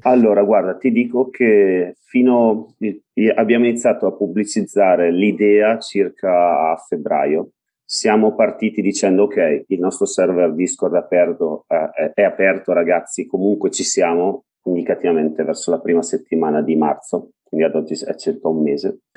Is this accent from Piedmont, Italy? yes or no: no; Bergamo, Lombardy, Italy; Io sono di Bergamo, sono di Bergamo.